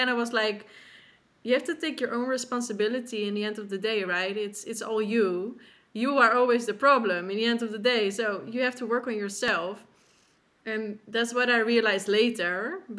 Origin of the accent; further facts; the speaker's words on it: Netherlands; I'm from the Netherlands